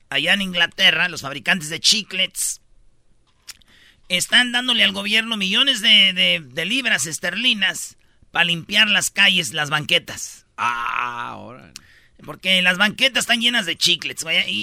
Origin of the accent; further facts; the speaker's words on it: Jiquilpan, Michoacán, Mexico; Fíjate, también allá en mi pueblo, en Michoacán, en Jiquilpan, murió un locutor, güey.